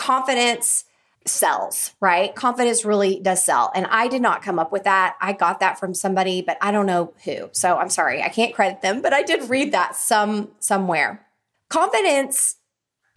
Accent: Oklahoma, United States; my little town that I grew up in Oklahoma

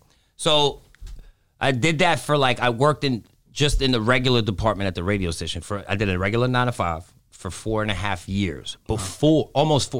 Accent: New York City, New York, United States; born there; also born or lived in Greece / Dominican Republic; Okay, because I was born in New York City.

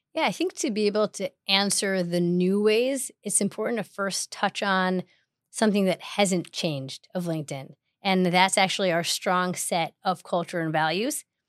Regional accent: Chicago, Illinois, United States; moved away as an adult; also born or lived in Manhattan, New York; now in New York, United States; I have grown up, born and raised in Chicago

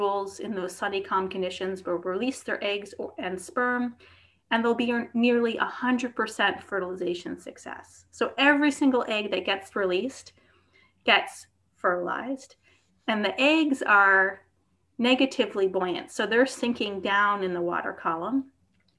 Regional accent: outside of New York City, United States; growing up outside of New York City

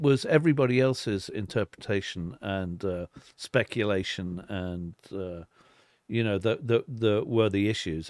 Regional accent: Weybridge, South East England, United Kingdom; born or raised there; moved away; also born or lived in Liverpool / London

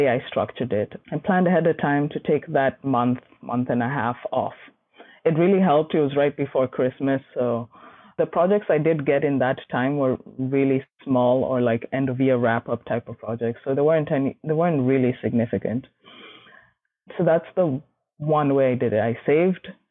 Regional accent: Kenya; moved away; I grew up in Kenya and most of my family is there

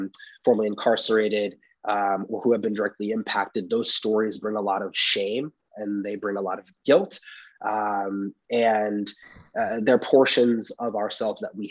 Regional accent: Oakland, California, United States; I grew up in the East Bay, Oakland, California

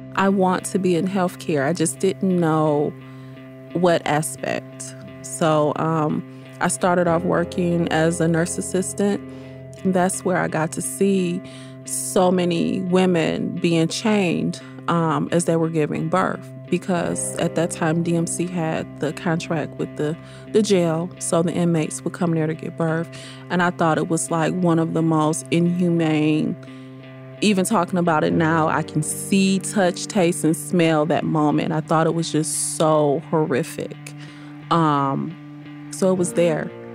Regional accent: Detroit, Michigan, United States; Born and raised in Detroit, proud to be a Detroit native

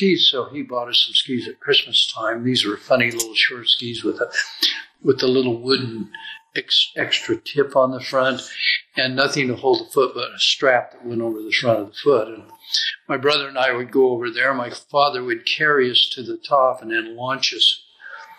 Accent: Salt Lake City, Utah, United States; I was born in Salt Lake City, Utah

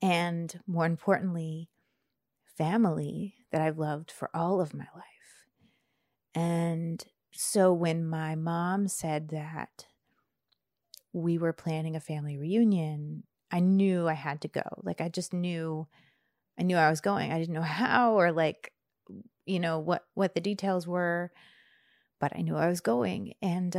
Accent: Bradford, Pennsylvania, United States; And it's mountainous, and I don't know how it took 40 years for me to realize that my hometown is mountainous. Like, I am a mountain girl.

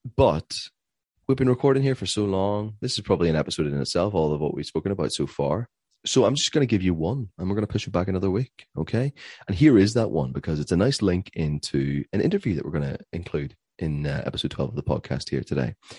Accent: Belfast, Northern Ireland, United Kingdom; we're from Belfast, Northern Ireland

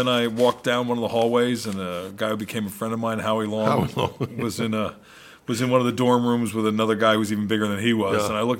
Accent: Philadelphia, Pennsylvania, United States; Philadelphia? Yeah, Philly, New Jersey, yeah.

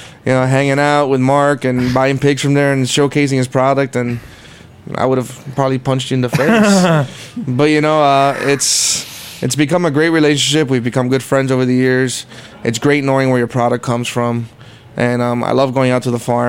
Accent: Costa Rica; also born or lived in New York; now in Memphis, United States; what I grew up with in Costa Rica

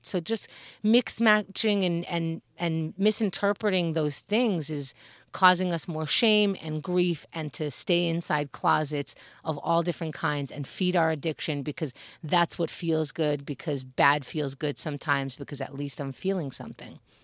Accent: United States; we as Americans

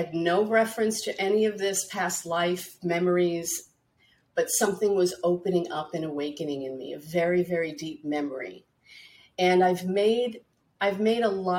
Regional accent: New York City, New York, United States; growing up in Brooklyn in a Catholic, you know, American, Italian American family

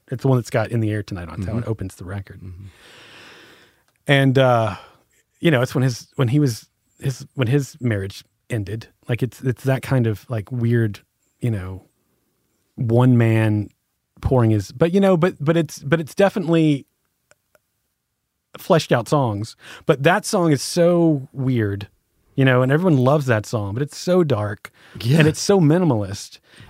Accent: Birmingham, Alabama, United States; also born or lived in Los Angeles; I grew up in Whitelam on the west side of town.

